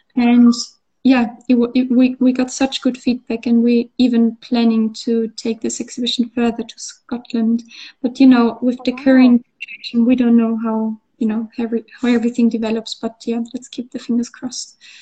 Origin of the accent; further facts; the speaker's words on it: Austria; English is a second language; moved away as an adult; now in Bath, United Kingdom; I grew up in Austria, so we would have the mountains and the lakes, but we wouldn't have the sea